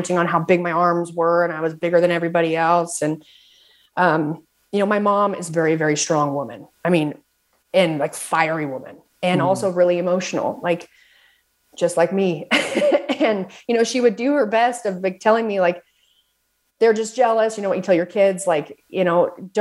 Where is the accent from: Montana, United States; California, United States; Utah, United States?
Utah, United States; Southern; also born or lived in Salt Lake City, Utah; Lived in Salt Lake City, but I am from Southern Utah